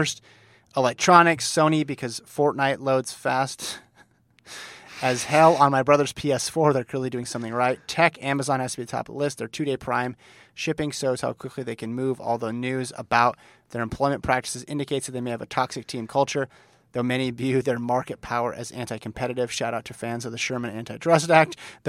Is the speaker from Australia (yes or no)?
yes; Australia; I don't know of a single indoor track in my hometown. I'd be willing to bet that all our Australian national records on indoor track can be explained by Australian student athletes